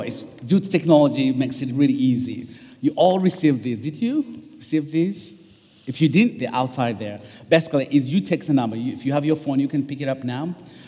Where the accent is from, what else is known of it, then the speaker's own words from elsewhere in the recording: East Coast, United States; I'm from the East Coast, so time changes.